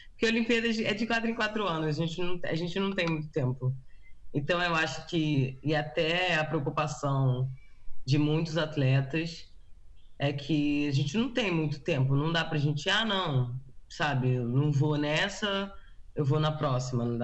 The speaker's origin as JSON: {"language": "Portuguese", "country": "Brazil", "tie": "born or raised there", "moved": "as an adult", "lives_now": "United States"}